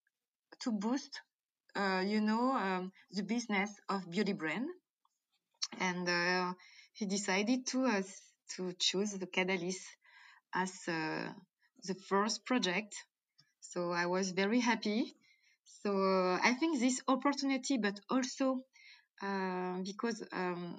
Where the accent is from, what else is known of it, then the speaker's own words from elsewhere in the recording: Martinique; accent: French; English is a second language; also born or lived in Djibouti; I born in Africa, I born in Djibouti, so I spent my childhood between Africa and Martinique